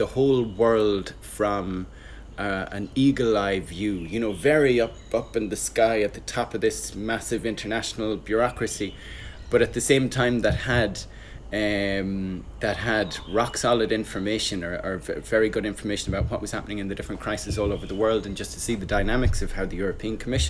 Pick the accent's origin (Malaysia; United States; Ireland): Ireland; As I'm Irish, as 90-something% of Irish people are, I'm Catholic